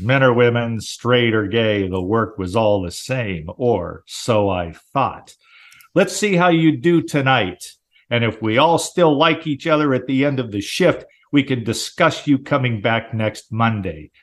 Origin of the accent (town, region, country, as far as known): Southern California, United States; born or raised there